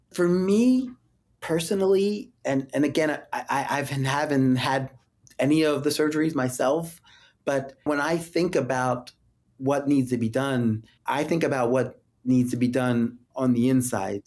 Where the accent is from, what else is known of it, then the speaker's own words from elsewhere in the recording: Philadelphia, Pennsylvania, United States; moved away; my hometown